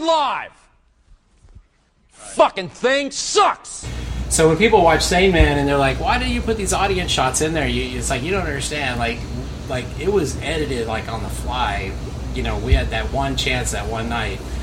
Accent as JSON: {"language": "English", "town": "Houston", "region": "Texas", "country": "United States", "tie": "born or raised there", "also_born_or_lived": "Connecticut / Northridge, Los Angeles, California"}